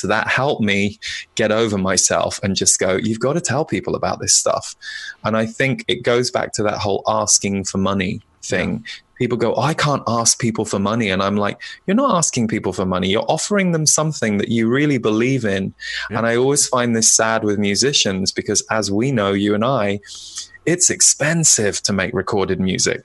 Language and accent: English; United Kingdom; now in United States; as a British person living in America